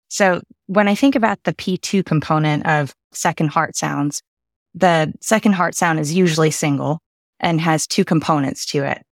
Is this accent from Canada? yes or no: yes; Canada; moved away as an adult; also born or lived in United Kingdom / Boston / Connecticut; now in Houston, United States; born in the U K and spent my formative years in Canada